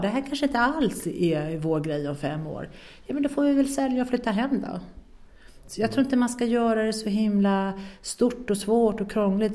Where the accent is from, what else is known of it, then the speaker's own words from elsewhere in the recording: Sweden; moved away as an adult; now in France; hemma i Sverige